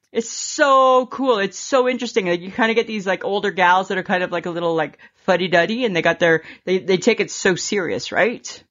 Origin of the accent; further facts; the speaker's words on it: Stayner, Ontario, Canada; the one that I grew up with in Stainer, Ontario